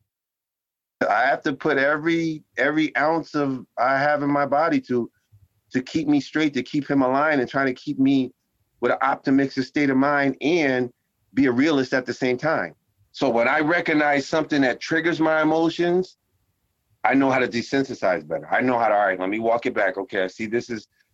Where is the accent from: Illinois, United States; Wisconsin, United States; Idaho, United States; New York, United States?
New York, United States; New York City; I am originally from the Bronx, New York